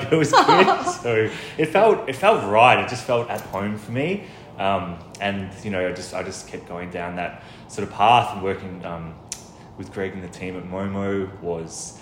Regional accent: Melbourne, Victoria, Australia; I was expelled from Elwood, actually, and then I went to this community college for a little while, and then I came back to Elwood to finish my VCE

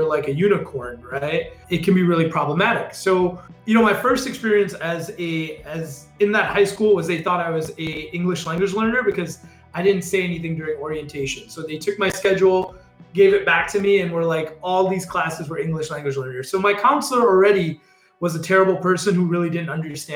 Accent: Chicago, Illinois, United States; I left Chicago Public Schools to the suburbs

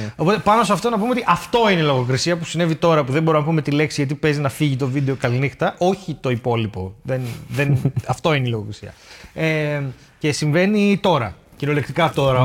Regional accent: Thessaloniki, Central Macedonia, Greece; ήμασταν εμεί από τη Θεσσαλονίκη

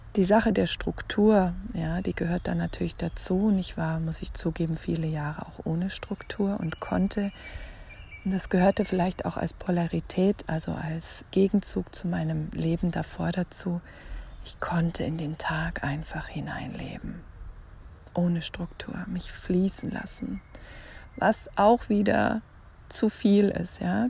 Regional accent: Germany; hier bei uns in Deutschland oder in Europa

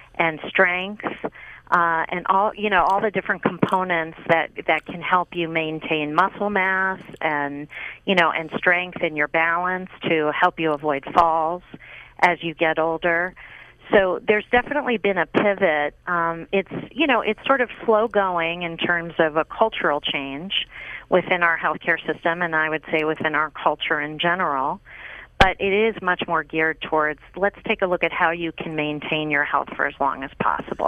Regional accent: Pittsburgh, Pennsylvania, United States; I grew up in Pittsburgh, Pennsylvania

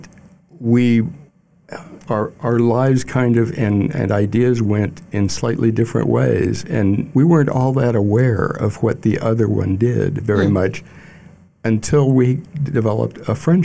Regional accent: Kansas City, Missouri, United States; also born or lived in Edwardsville, Illinois / Glen Carbon, Illinois; now in Jacksonport, United States; I was born in Kansas City

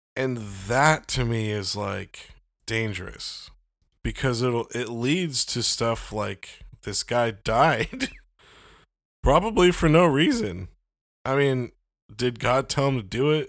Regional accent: United States; I'm an American

